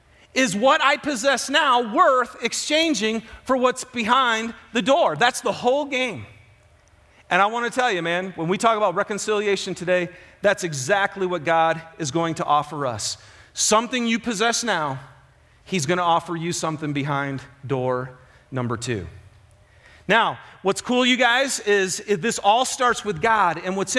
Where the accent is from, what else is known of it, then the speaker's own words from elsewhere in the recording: Michigan, United States; So for those of you who don't know me, I'm from Michigan, huge football fan